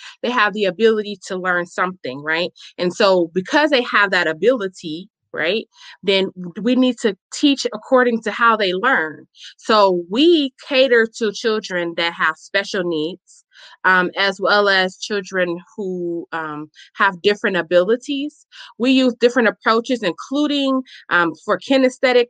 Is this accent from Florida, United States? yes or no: no; Chicago, Illinois, United States; now in Milwaukee, United States; I am a native born, born and raised in Chicago, Illinois, where we currently reside in Wisconsin, Milwaukee